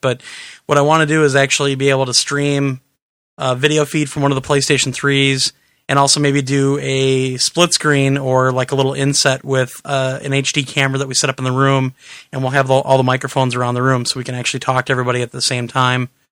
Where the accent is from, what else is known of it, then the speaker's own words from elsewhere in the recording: Wisconsin, United States; we're idiots from Wisconsin